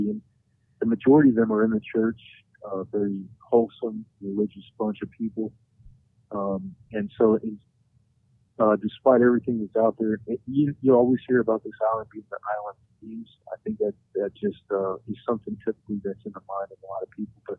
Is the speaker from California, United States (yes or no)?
no; North Carolina, United States; also born or lived in Arizona / Hawaii; Well, I grew up in North Carolina. My dad was a Marine, um, but I was born in Arizona. I've been a little bit of everywhere. In uh, my childhood, I was in Hawaii for four years.